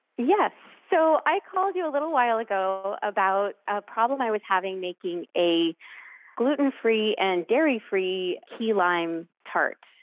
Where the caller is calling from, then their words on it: Lexington, Massachusetts, United States; I'm calling from Lexington, Massachusetts.